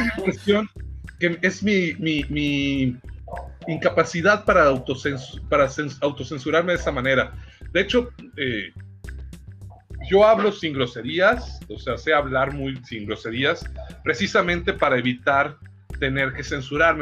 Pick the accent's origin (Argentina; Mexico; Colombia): Mexico; es nuestra maldición como mexicanos